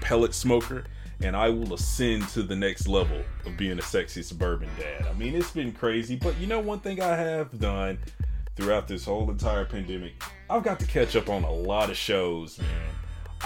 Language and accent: English; Arkansas, United States; moved away; I'm from Arkansas originally